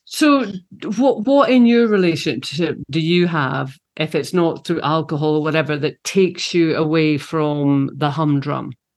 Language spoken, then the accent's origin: English; Scotland, United Kingdom; also born or lived in London; When I'm home, I'm in Scotland and I'm being Scottish.